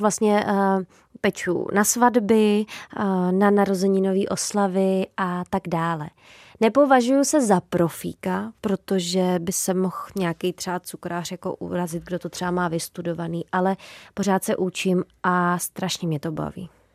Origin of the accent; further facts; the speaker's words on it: Trutnov, Hradec Králové Region, Czechia; also born or lived in Podkrkonoší / Prague; já jsem se narodila v Trutnově